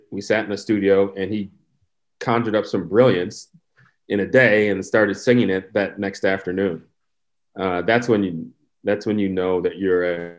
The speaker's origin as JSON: {"language": "English", "region": "Midwest", "country": "United States", "tie": "born or raised there", "said": "I grew up in the Midwest. We played football, and I was actually a ski racer."}